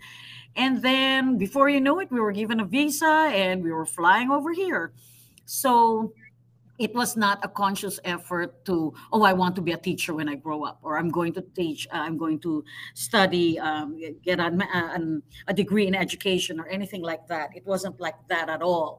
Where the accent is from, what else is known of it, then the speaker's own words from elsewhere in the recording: Philippines; moved away as an adult; I'm originally from the Philippines